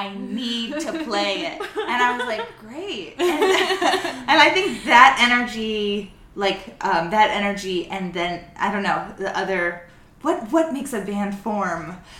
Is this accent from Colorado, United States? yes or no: yes; Denver, Colorado, United States; also born or lived in Albuquerque, New Mexico; I also grew up in Denver, but I was born in Albuquerque.